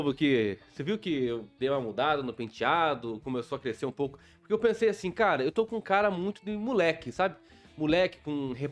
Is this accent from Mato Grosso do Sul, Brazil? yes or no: yes; Bela Vista, Mato Grosso do Sul, Brazil; born there; porque na verdade eu nasci em Bela Vista, Mato Grosso do Sul, divisa com o Paraguai.